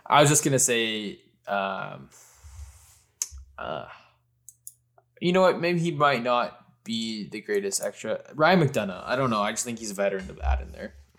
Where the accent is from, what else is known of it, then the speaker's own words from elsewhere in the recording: Canada; I'm a Canadian